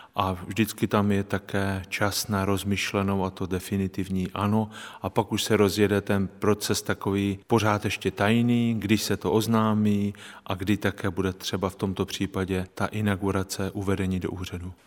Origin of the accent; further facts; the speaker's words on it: Strání, Zlín Region, Czechia; now in Olomouc, Czechia; kde jsem se narodil a prožil